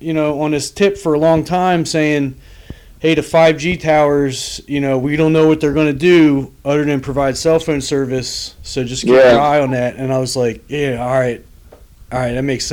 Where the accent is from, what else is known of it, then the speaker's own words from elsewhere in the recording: New Jersey, United States; born there; Yeah, I was born in New Jersey.